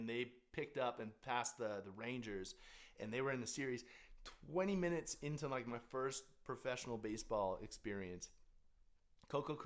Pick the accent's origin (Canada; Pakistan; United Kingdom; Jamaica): Canada; I'm Canadian